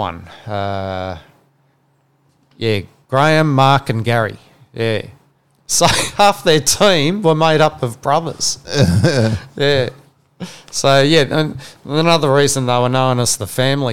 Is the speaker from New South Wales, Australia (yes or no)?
yes; New South Wales, Australia; I was a New South Wales fan, growing up in New South Wales